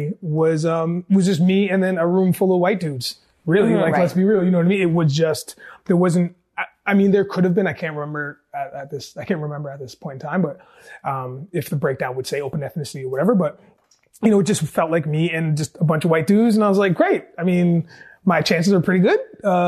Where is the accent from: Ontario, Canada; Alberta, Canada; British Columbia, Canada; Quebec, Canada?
Ontario, Canada; Cambridge; I grew up in Cambridge, Ontario